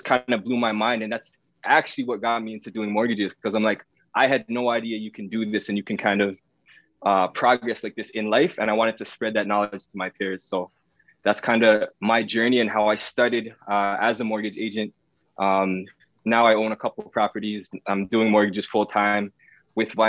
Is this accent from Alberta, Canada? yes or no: no; Toronto, Ontario, Canada; I was raised in the East Side, Scarborough area